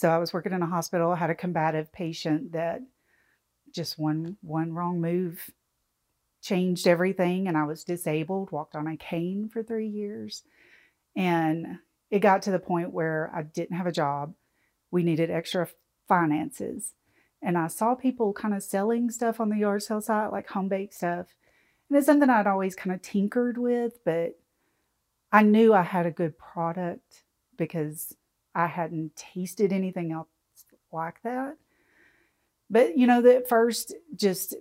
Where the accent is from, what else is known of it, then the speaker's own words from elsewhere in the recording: Arkansas, United States; also born or lived in Ohio; now in Cookeville, United States; I grew up in Arkansas, but I lived in Ohio for about 20 years.